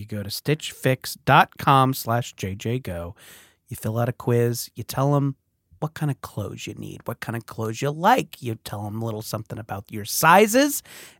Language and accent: English; San Francisco, California, United States; I'm also from San Francisco.